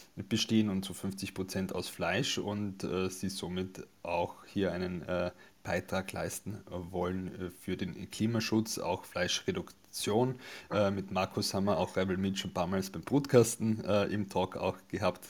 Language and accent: German; Carinthia, Austria; moved away; bin ja eigentlich ursprünglich aus Kärnten, ähm, komme vom Land